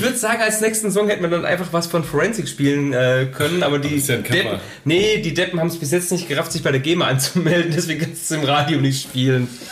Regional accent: Horb am Neckar, Baden-Württemberg, Germany; bei uns zu Hause in Horb

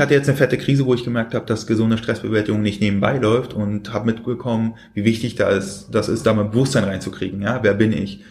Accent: Berlin, Germany; ich bin in Berlin geboren.

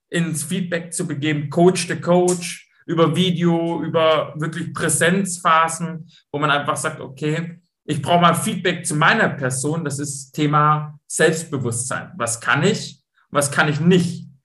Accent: Stuttgart, Baden-Württemberg, Germany; accent: Swabian; moved away as an adult; also born or lived in Braunschweig; ich bin Schwabe, ich komme aus Stuttgart

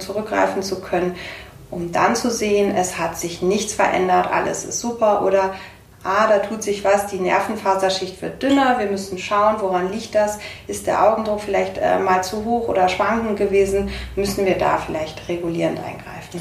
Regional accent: Bremen, Germany; now in Munich, Germany; Ich komme, äh, ursprünglich gebürtig aus Bremen

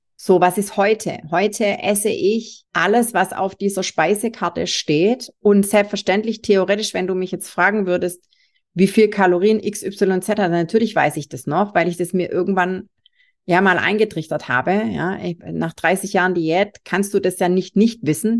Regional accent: Swabia, Germany; ich bin selber Schwabe

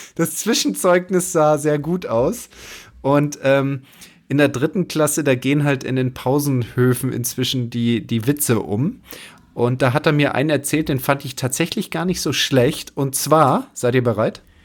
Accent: Wasserburger Land, east of Munich, Bavaria, Germany; Mein Heimatplatz Golfclub Pfaffing, Wasserburger Land, wo ich herkomme, im Münchner Osten

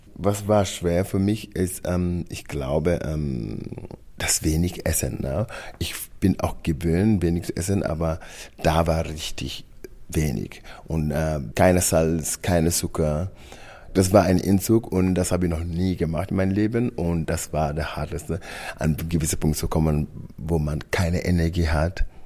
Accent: Senegal; German is a second language; moved away as an adult; now in Germany; meine Kindheit, von meiner Heimat Senegal

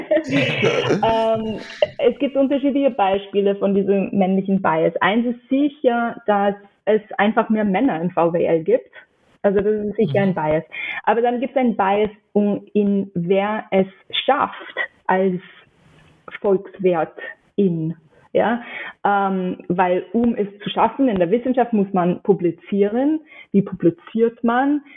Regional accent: New York City, New York, United States; German is a second language; moved away as an adult; also born or lived in Pennsylvania; now in Austria; Ich bin in New York aufgewachsen

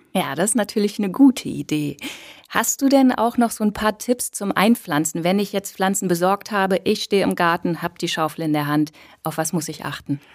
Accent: Cologne, North Rhine-Westphalia, Germany; ich komme ja aus Köln

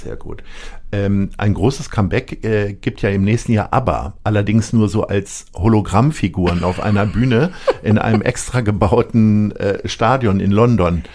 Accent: Lower Saxony, Germany; ich komme aus Niedersachsen

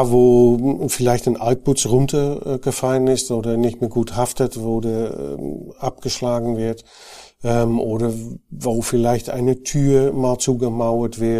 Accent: Netherlands; now in Germany; die hören bestimmt, dass ich kein gebürtiger Bayer bin. Ich bin Holländer, ähm, war auch bei Knauf in Holland tätig

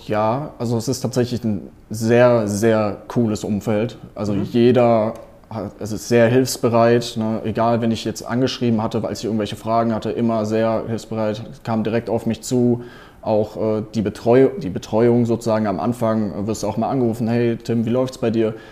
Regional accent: Cologne, North Rhine-Westphalia, Germany; ich bin gerade in Köln, also ich wohne in Köln, ich komme aus Köln

